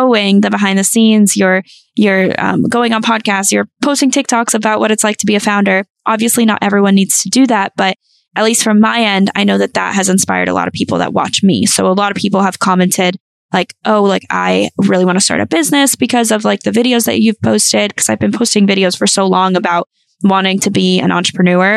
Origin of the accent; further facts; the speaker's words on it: North Carolina, United States; moved away; I am from North Carolina. So my family's all there.